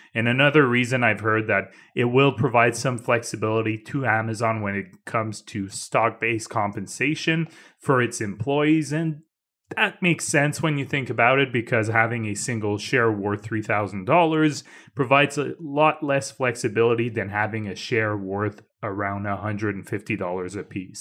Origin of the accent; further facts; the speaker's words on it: Canada; As a Canadian